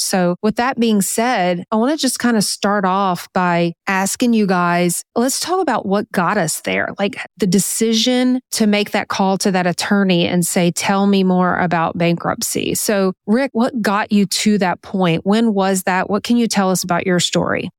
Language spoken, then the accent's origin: English; Louisiana, United States; also born or lived in North Carolina; we moved from North Carolina back home to Louisiana